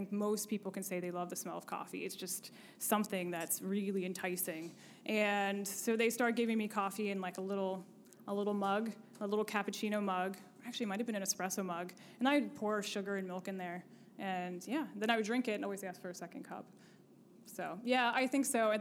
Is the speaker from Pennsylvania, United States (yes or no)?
yes; Shippensburg, Pennsylvania, United States; moved away as an adult; now in Harrisburg, United States; I grew up in Shippensburg on a dairy farm